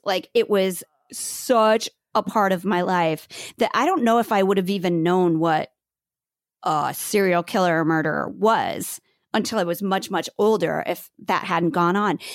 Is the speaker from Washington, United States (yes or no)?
no; Bellevue, Nebraska, United States; I grew up in Bellevue, Nebraska